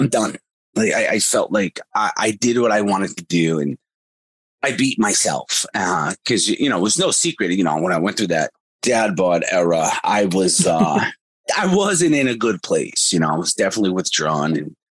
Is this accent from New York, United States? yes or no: no; Boston, Massachusetts, United States; I'm from Boston